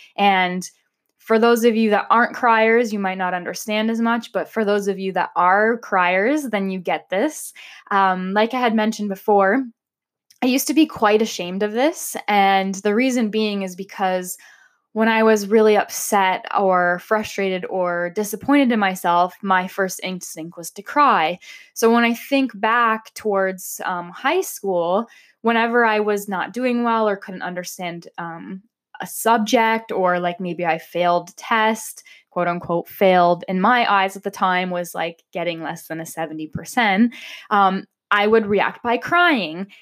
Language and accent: English; Amherstburg, Ontario, Canada; now in Windsor, Canada; I grew up in Amherstburg